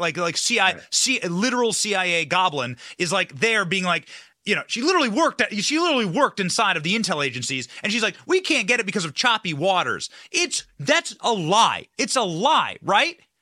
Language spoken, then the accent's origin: English; Solon, Iowa, United States; this exact community, Solon, Iowa, right, was where I was raised